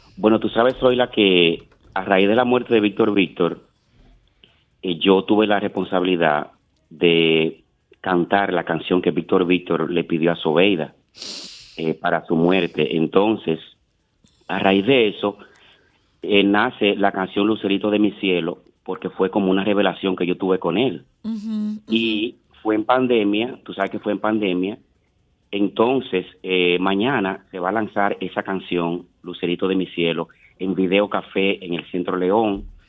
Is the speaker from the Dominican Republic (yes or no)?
yes; Montecristi, Monte Cristi, Dominican Republic; moved away; yo soy un artista dominicano que vengo de Montecristi